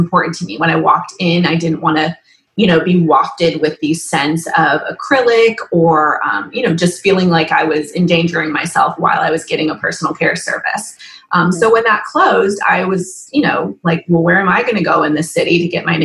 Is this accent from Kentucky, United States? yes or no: no; Nashville, Tennessee, United States; also born or lived in New York City / Chicago; I'm originally from Nashville. I've lived here since I was 10, moved up to New York City for about 7 years, and then moved back in 2005